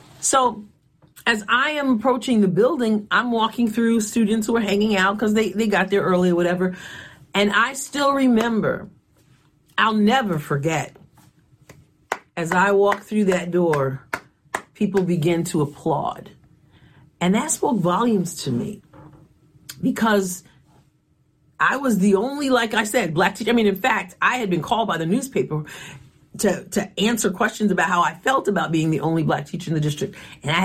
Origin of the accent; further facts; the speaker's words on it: Long Island, New York, United States; I was growing up in Long Island, New York